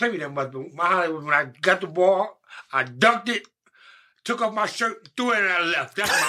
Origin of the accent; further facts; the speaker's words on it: New York City, New York, United States; I'm from Polo Round.